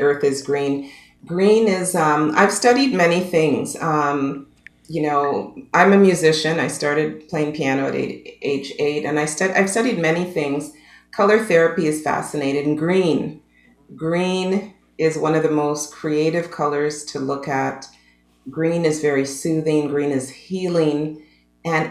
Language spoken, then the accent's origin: English; Canada; I'm a Canadian girl, born and raised